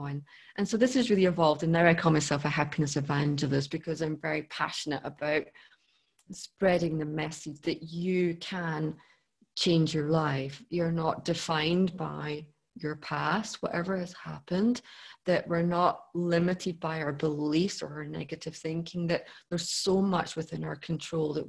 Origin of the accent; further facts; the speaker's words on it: Scotland, United Kingdom; I grew up in Scotland